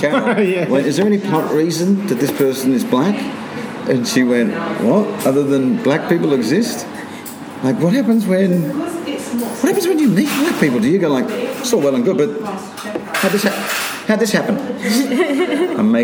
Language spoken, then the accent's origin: English; Australia; now in United Kingdom; I'm Australian